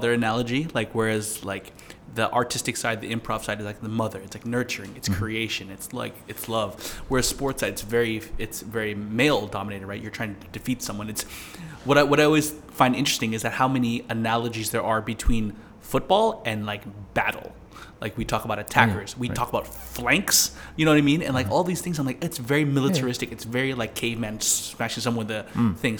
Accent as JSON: {"language": "English", "country": "United States", "tie": "born or raised there", "moved": "yes", "lives_now": "Singapore", "said": "growing up in the States, having four seasons"}